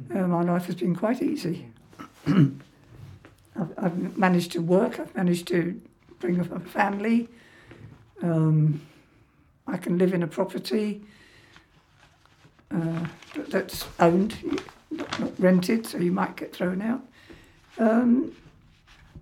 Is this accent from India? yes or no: no; Harrow, London, United Kingdom; also born or lived in Kilburn; I was born in Harrow before the war. I went to a nursery school.